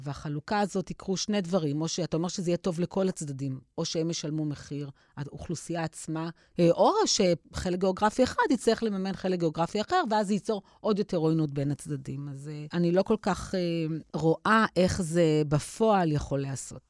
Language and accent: Hebrew; Ashdod, Southern District, Israel; לא גדלתי בבית מסורתי, אבל גדלתי באשדוד